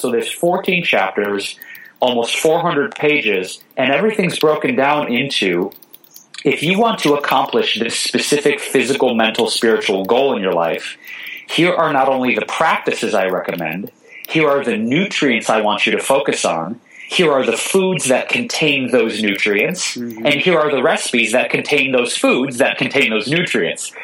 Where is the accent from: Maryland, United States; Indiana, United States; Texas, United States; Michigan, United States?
Michigan, United States; Detroit; also born or lived in Chicago / New York City / Bay Area; now in Los Angeles, United States; I grew up in Detroit, Michigan